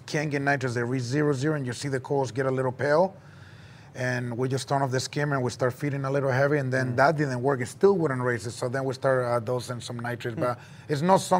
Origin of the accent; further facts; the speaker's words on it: Chile; moved away; I'm from Chile